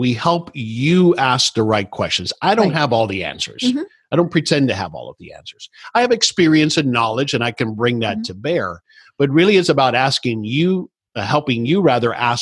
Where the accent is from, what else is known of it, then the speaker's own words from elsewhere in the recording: South Florida, United States; I grew up in South Florida